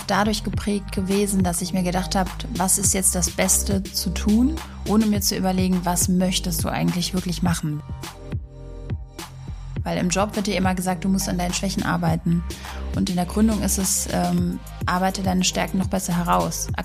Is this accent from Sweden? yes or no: no; Sofia, Sofia City, Bulgaria; now in Germany; Meine Heimat ist Region Rhein-Main und ursprünglich Sofia, Bulgarien.